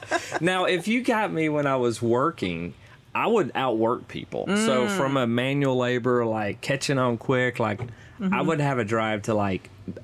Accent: El Dorado, Arkansas, United States; I'm from El Dorado, Arkansas.

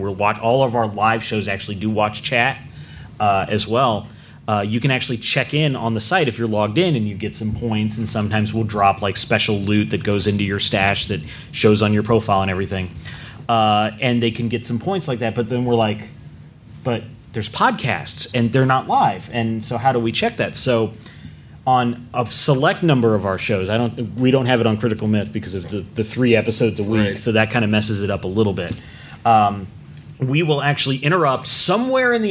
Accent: Georgia, United States; I'm from Georgia here

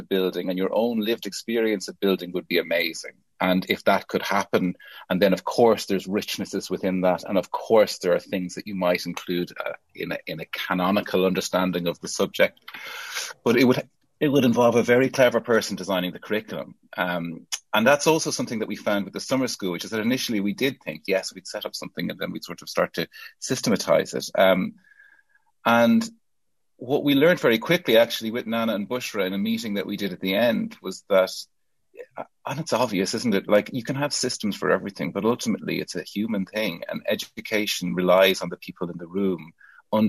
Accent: Ireland; now in United Kingdom; As an Irish person from a post-colonial country

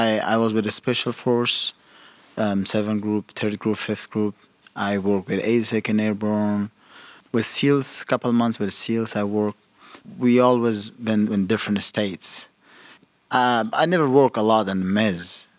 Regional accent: Mazar-i-Sharif, Balkh, Afghanistan; In late 80s, it was pretty much peaceful in that time, especially after the Soviets left Afghanistan.

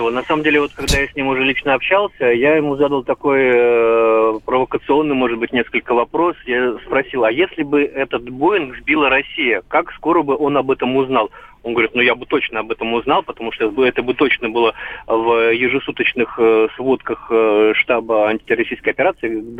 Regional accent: Crimea, Ukraine; я сама э, крымчанка, дочь офицера.

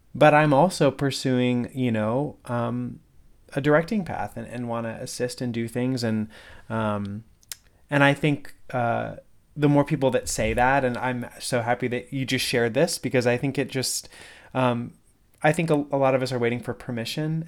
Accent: West Springfield, Massachusetts, United States; I grew up in West Springfield, just down the road.

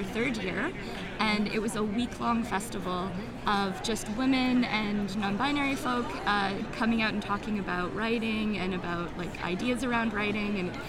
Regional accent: Vancouver, British Columbia, Canada; I'm a writer of fiction and nonfiction, and I'm from Vancouver, Canada.

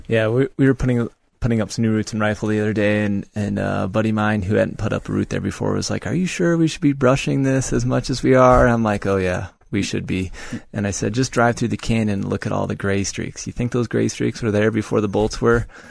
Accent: Monticello, Iowa, United States; moved away as an adult; also born or lived in Loveland, Colorado; now in Colorado, United States; I spent seven months in Monticello, Iowa, uh, my hometown, living with my parents before I moved to Colorado

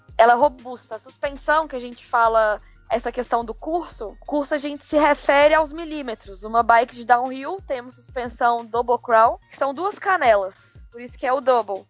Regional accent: Belo Horizonte, Minas Gerais, Brazil; eu sou de Belo Horizonte.

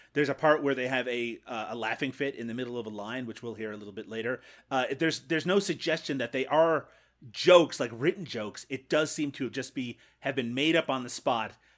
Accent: Canada; I'm Canadian.

